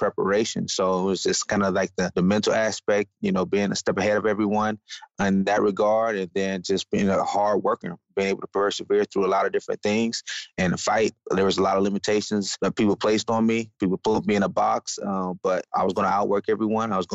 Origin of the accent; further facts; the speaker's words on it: Mulberry, Florida, United States; now in Dallas, United States; I grew up in Florida